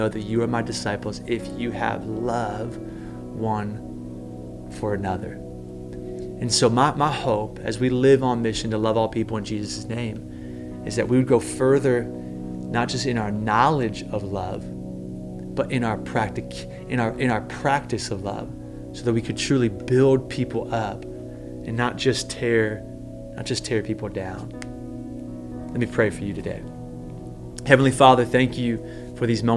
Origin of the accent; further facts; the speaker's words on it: United States; as American Christians